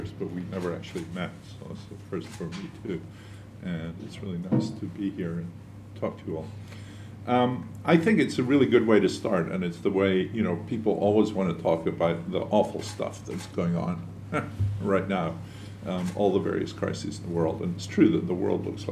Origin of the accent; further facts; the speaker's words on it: Edinburgh, Scotland, United Kingdom; now in United States; I was born in Edinburgh